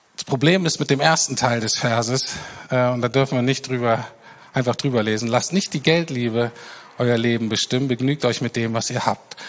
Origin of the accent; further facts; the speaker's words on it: Germany; wir als Deutsche